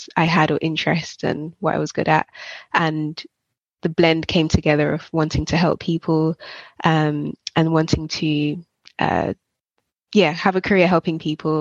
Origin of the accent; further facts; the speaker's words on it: Jamaica; moved away; I grew up in Jamaica and we'd have cooked lunches at school